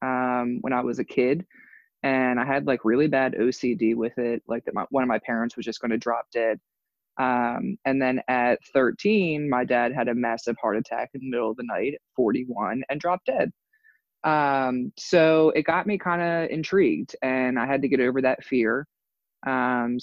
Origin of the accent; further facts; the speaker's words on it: Delaware, United States; also born or lived in Chicago; now in Baltimore, United States; I'm originally from Delaware